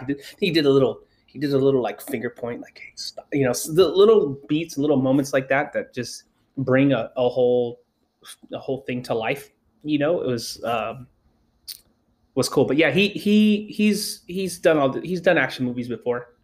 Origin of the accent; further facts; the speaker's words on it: Los Angeles, California, United States; I grew up in Los Angeles